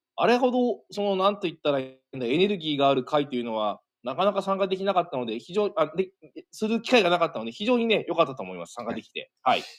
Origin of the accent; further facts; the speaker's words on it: Niigata, Japan; 私の地元